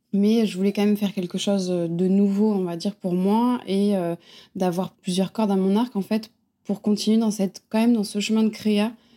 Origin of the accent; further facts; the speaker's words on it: Montpellier, Occitania, France; moved away as an adult; also born or lived in Paris / Bordeaux; now in Biarritz, France; j'ai grandi à Montpellier, donc je suis vraiment une fille du sud.